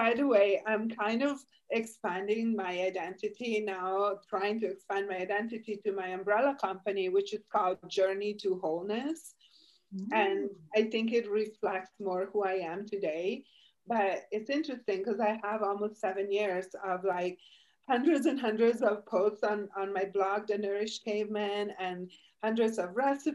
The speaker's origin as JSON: {"language": "English", "country": "Italy", "tie": "born or raised there", "moved": "yes", "lives_now": "United States", "said": "I'm Italian. I was born and raised in Italy"}